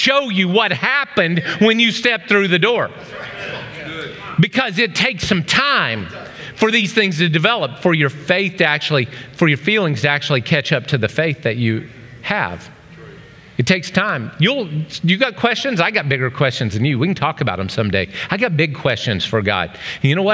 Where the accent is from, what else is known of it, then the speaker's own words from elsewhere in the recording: Oklahoma, United States; now in Ohio, United States; A little kid growing up in Oklahoma